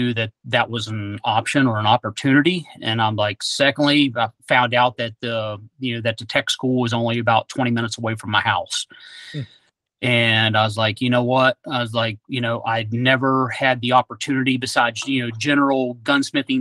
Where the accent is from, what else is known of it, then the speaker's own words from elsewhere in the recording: West Virginia, United States; moved away; also born or lived in Oklahoma; I'm originally from West Virginia. Growing up, my grandfather owned a gun shop, Satties Gun Shop